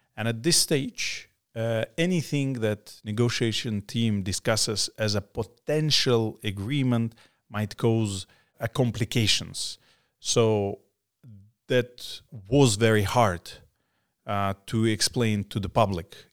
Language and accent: English; Crimea, Ukraine; born or raised there; also born or lived in Samarkand, Uzbekistan